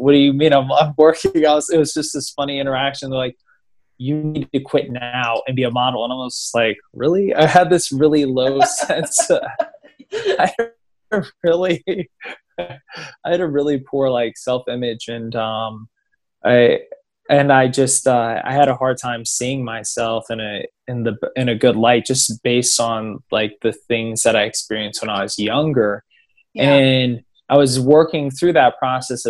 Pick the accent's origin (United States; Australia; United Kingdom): United States; Maryland; also born or lived in West Virginia / Ashburn, Virginia; now in Los Angeles, United States; grew up on the East Coast in Maryland, and I lived in Maryland for a few years, and then spent like part of my life in West Virginia, like a decent part of my life